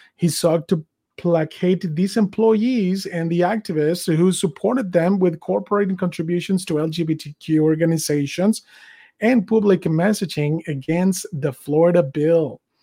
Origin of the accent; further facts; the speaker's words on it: Mexico; moved away as an adult; now in United States; I was born and raised in Mexico. I came here in 2003